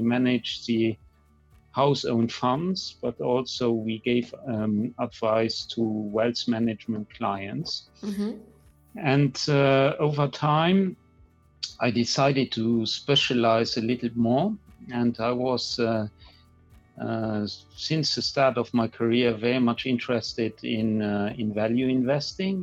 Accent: Luxembourg; accent: Luxembourgish; also born or lived in Brussels; I spent my whole career here in the Grand Duchy of Luxembourg. I've been born here

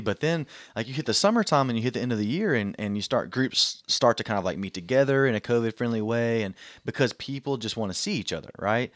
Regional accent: Southeast Texas, United States; I'm from Southeast Texas

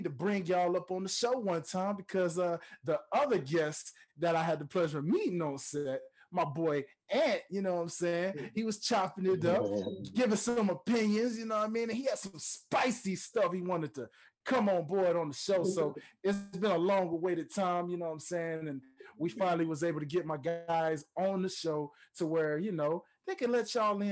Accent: Memphis, Tennessee, United States; my home state of Memphis, Tennessee

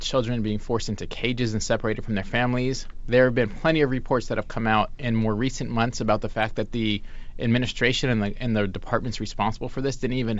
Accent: Los Angeles, California, United States; moved away; also born or lived in New York; I often claim New York, but I grew up in Los Angeles

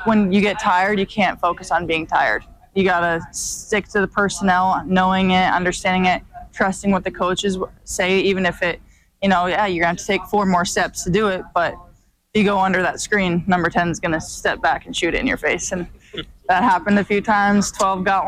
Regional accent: Helena, Montana, United States; it's huge growing up in Montana

